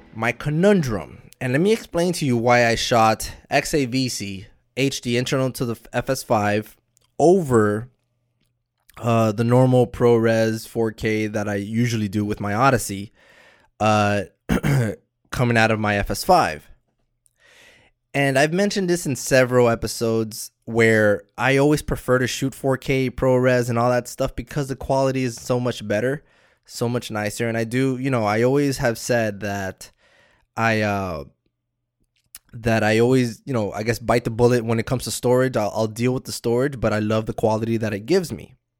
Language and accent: English; Miami, Florida, United States; I'm from Miami. I'm all the way in the East Coast